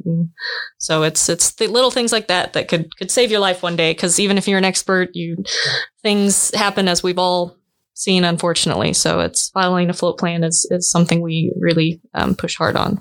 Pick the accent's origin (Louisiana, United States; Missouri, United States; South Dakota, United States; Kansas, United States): Kansas, United States; Wilson Lake; I grew up on on Wilson Lake, which personally to me is the best lake in Kansas